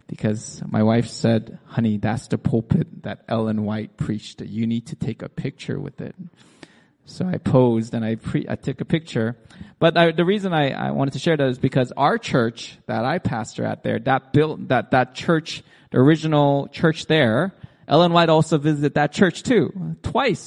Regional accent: South Korea; moved away; also born or lived in United States; I was born in South Korea in a house built with clay and straws.

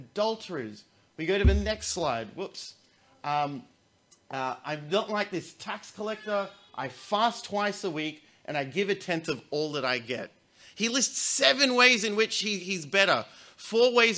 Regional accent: Australia; As an Australian

